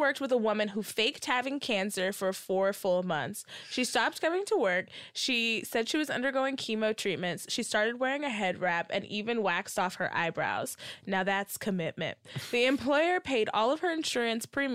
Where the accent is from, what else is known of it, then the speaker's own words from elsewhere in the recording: Texas, United States; I'm from Texas